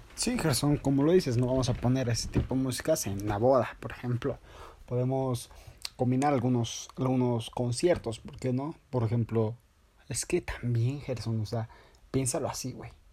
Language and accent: Spanish; Sonora, Mexico; soy de Sonora